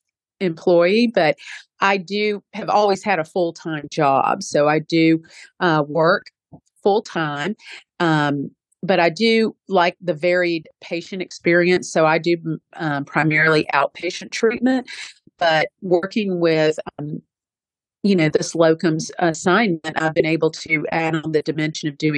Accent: United States; I was born here in America, but I do, and I can speak with a somewhat of a Southern accent

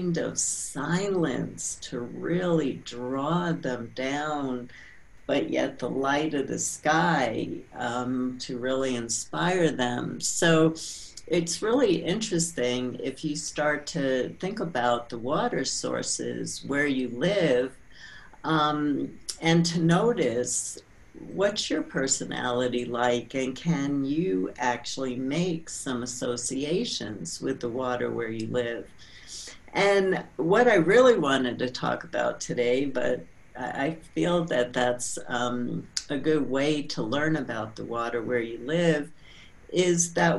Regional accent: New York, United States; also born or lived in San Francisco; now in Santa Fe, United States; I grew up in New York, and then I moved to San Francisco, and then back in 1983, I moved to Santa Fe, New Mexico

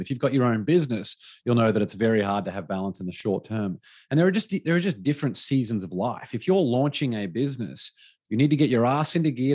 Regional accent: Australia; moved away; my home country back to Australia

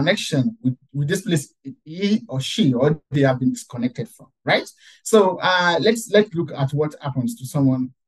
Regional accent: Nigeria; moved away as an adult; I still visit Nigeria, I still visit my hometown

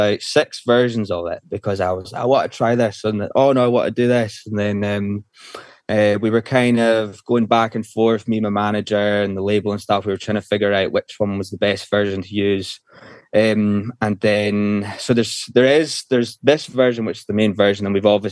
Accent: Isle of Skye, Scotland, United Kingdom; now in Glasgow, United Kingdom; went from there to where I was brought up, in the Isle of Skye

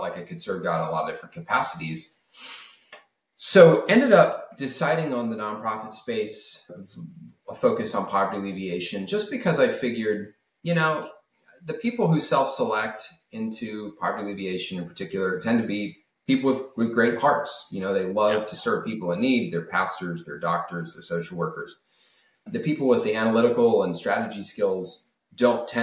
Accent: Alabama, United States; moved away as an adult; also born or lived in Germany; I grew up originally in Alabama

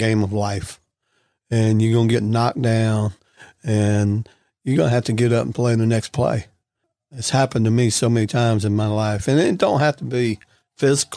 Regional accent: Gulfport, Mississippi, United States; also born or lived in Ocala, Florida; I grew up right here in Gulfport.

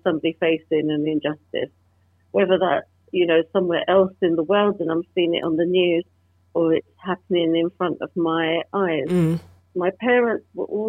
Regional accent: London, United Kingdom; growing up in London in the 70s and 80s, I experienced discrimination firsthand

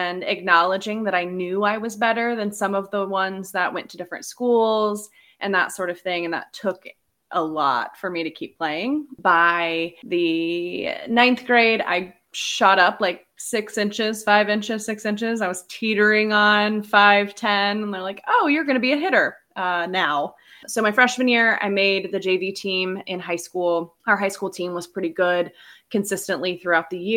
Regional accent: Indiana, United States; I'm from Indiana.

